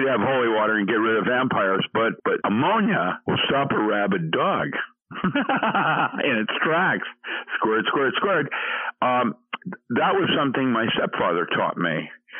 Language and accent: English; Philippines; And that's why I grew up in the Philippines and went to Buddhist missionary schools when I was four.